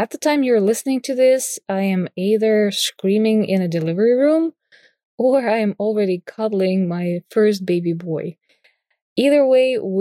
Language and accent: English; Moscow, Russia; I was born and raised in Moscow, Russia, in a creative family